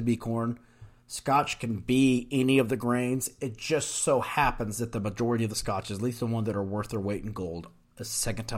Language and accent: English; United States; we're American